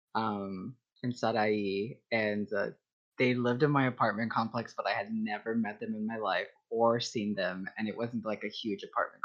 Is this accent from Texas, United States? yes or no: yes; Texas, United States; now in Ohio, United States; I'm from Texas